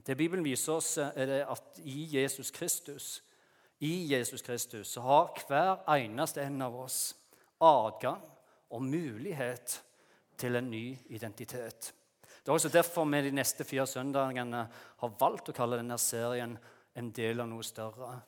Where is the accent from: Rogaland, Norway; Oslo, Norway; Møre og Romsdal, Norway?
Rogaland, Norway; Jæren; moved away as an adult; now in Lyngdal, Norway; det er ikke det at vi ikke har fine strendene på Jæren, der jeg kommer fra